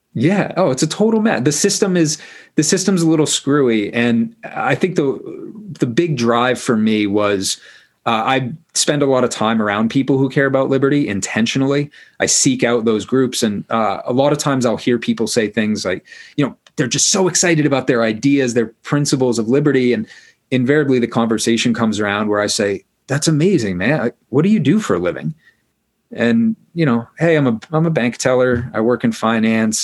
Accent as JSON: {"language": "English", "region": "Maine", "country": "United States", "tie": "born or raised there", "said": "I grew up in Maine"}